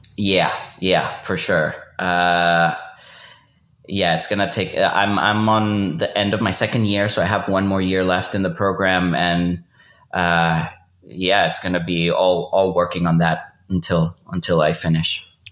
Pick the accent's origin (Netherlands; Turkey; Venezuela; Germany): Venezuela; moved away as an adult; also born or lived in Austin; I grew up in Venezuela, went to high school and college there, and I moved to Austin in 2006